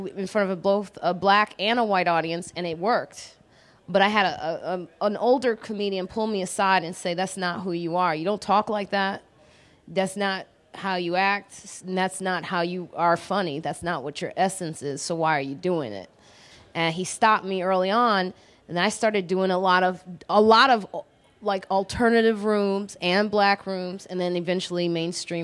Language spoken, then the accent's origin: English; Chicago, Illinois, United States; moved away; also born or lived in New York; I'm from Chicago